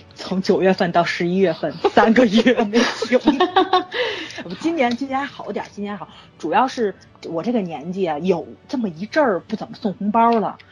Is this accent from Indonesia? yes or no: no; Tianjin, China; 我们天津这边